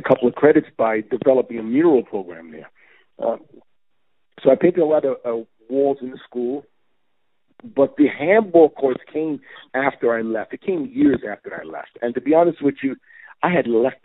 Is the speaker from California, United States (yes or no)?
no; New York City, New York, United States; growing up in East New York, we would just be on rooftops with pigeon coops and just benching trains all day